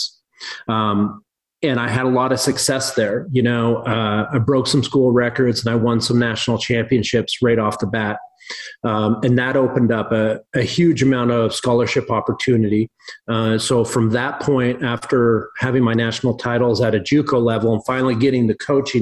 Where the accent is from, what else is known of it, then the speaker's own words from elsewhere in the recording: Southern British Columbia, Canada; also born or lived in Cranbrook, British Columbia / California; now in Kalispell, United States; I grew up in Southern British Columbia, not far from where I am actually now in Northern Montana.